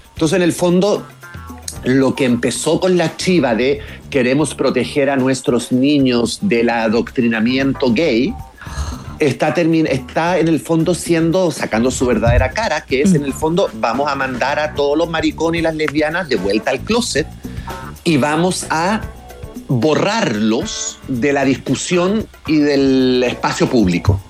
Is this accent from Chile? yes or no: yes; Chile; now in Florida, United States; yo crecí en Chile en los 70 y en los 80